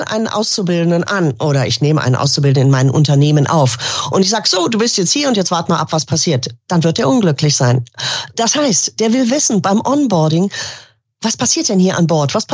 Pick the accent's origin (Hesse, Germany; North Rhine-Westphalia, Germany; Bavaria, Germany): North Rhine-Westphalia, Germany; Düsseldorf; Ich bin gebürtige Düsseldorferin